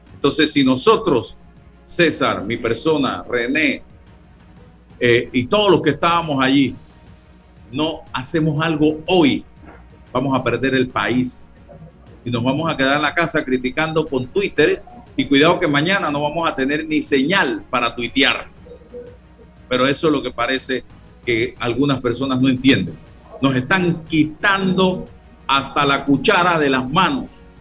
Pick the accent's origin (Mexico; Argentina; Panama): Panama; sentí como panameño